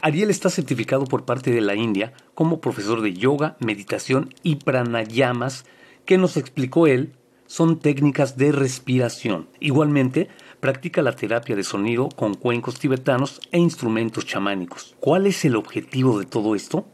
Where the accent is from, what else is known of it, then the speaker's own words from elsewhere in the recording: Mexico; now in United States; soy mexicano viviendo en Estados Unidos